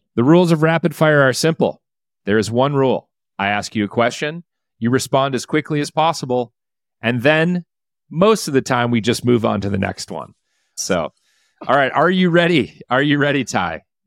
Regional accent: Detroit, Michigan, United States; I am from the Detroit area

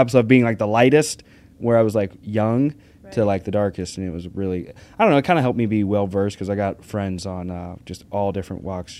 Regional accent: Arkansas, United States; moved away; Up, we raised Tennessee Walkers. So I grew up in Arkansas.

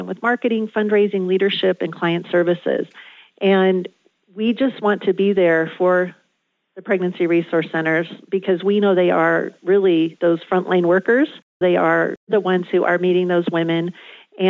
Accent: Southern California, United States; I grew up in Southern California

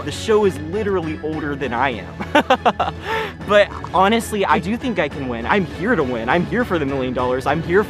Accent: Atlanta, Georgia, United States; I'm from Atlanta, Georgia, and I am a student at Georgia Tech

